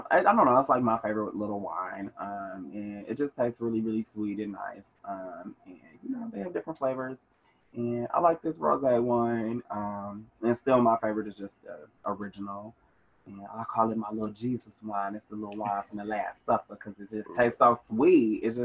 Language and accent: English; Milwaukee, Wisconsin, United States; Yeah, I'm from Milwaukee. I've been a resident of Summer Park for 15-ish years.